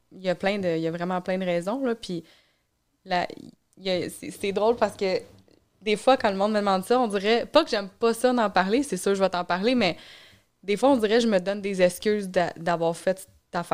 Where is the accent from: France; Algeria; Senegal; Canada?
Canada; Granby, Quebec; also born or lived in Montreal; Born and raised Granby. Je suis née à Coindeville